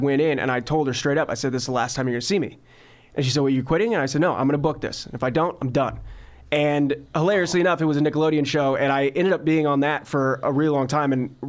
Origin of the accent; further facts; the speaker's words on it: Covina, California, United States; I grew up in Covina, which is only about 30 minutes east from here.